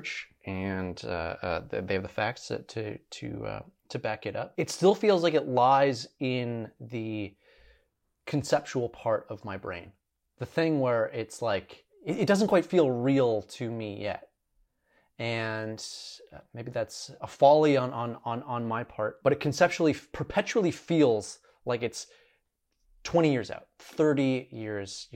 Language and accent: English; Alberta, Canada; now in Montreal, Canada; I grew up in Alberta, and so we get forest fires quite common from British Columbia